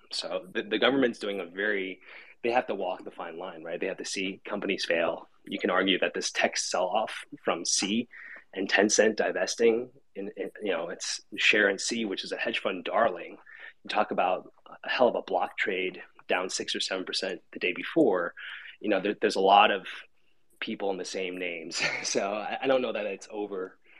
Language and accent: English; Shanghai, China; I was born in Shanghai. I'm Chinese. I've got a lot of family there still.